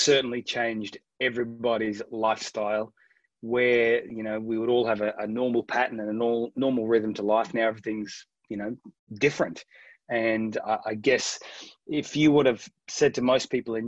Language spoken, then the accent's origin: English; Toowoomba, Queensland, Australia; now in United Kingdom; Toowoomba, which is an Indigenous Australian word meaning two swamps. That's where I grew up